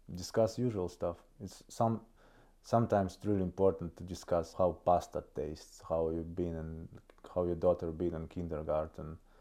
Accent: Kohtla-Järve, Ida-Viru County, Estonia; English is a second language; moved away as an adult; now in Tartu, Estonia; I'm coming from a city of Kohtla Järve. It's northeast Estonia. So it's a kind of a Russian region. People speak Russian there mostly. So I do.

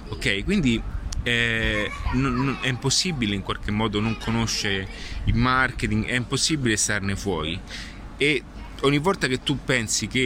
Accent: Rome, Lazio, Italy; una buona matriciana, adesso sono di Roma utilizzo questa

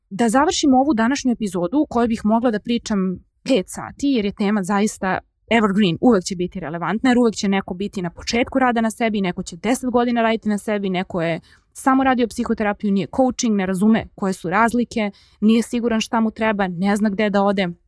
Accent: Serbia; kod nas u Srbiji

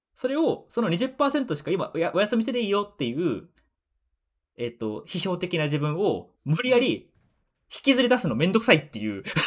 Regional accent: Hamamatsu, Shizuoka, Japan; moved away; 自分の地元はあの静岡の浜松なんですけど

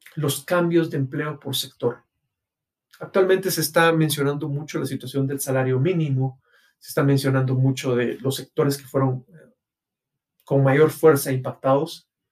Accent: Guatemala; mi país, Guatemala

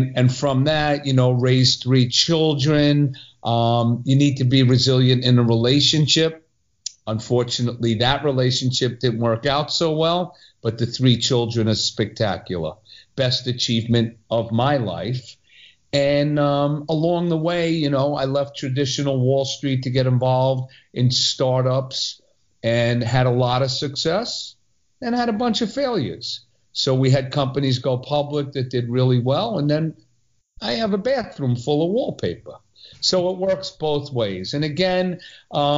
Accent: New York City, New York, United States; also born or lived in Long Island; born in New York City, raised till second grade in Long Island. And then we did a reverse commute and somehow ended up growing up in Brooklyn.

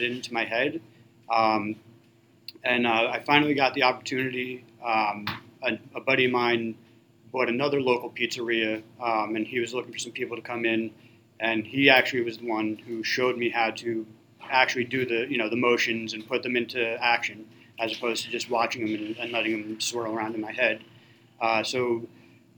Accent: Levittown, New York, United States; I was born and raised in Levittown, actually, and I was lucky enough to be able to open up a business, my first pizzeria, in the town that I was born and raised

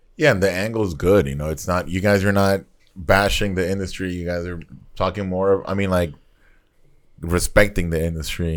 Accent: Nicaragua; I grew up in Nicaragua

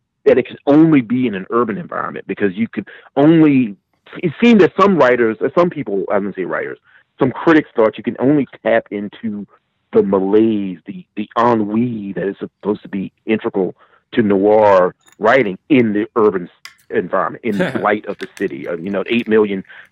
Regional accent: Gloucester, Virginia, United States; also born or lived in Mathews, Virginia; I live near the Chesapeake Bay, and my town is Gloucester, Virginia. That's where I was born and raised.

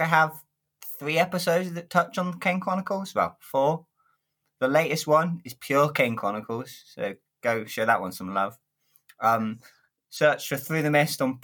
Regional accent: southern England, United Kingdom; we're both southerners

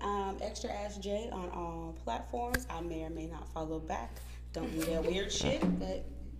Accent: Florida, United States; I am from Florida

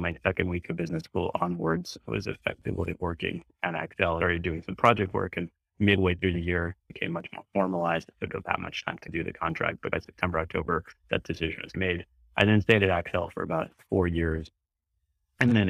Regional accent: New York, United States; moved away as an adult; also born or lived in California / Seattle; now in London, United Kingdom; I grew up in New York

